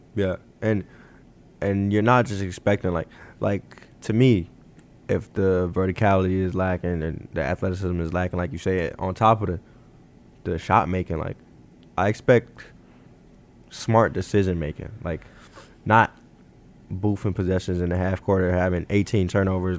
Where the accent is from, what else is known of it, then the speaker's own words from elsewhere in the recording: Chicago, Illinois, United States; I'm I'm from Chicago.